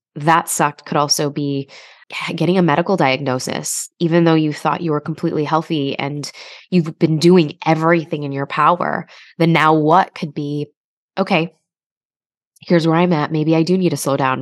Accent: Chicago, Illinois, United States; I grew up in Chicago, um, you know, to immigrant parents.

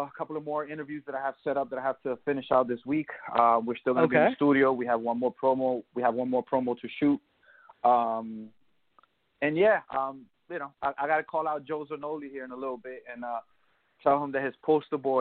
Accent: San Juan, Puerto Rico; I'm Puerto Rican, right? I'm straight from the island. I am straight from San Juan, Puerto Rico

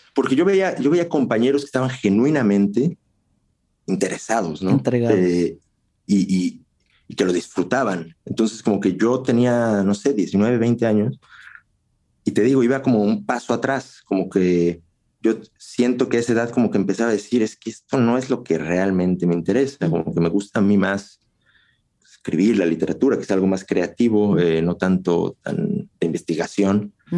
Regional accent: Mexico; moved away as an adult; also born or lived in Russia; now in Czech Republic; yo me fui de México

